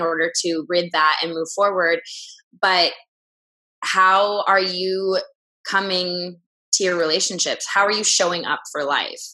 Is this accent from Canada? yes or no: yes; Vancouver, British Columbia, Canada; now in Los Angeles, United States; I'm from Canada, Vancouver.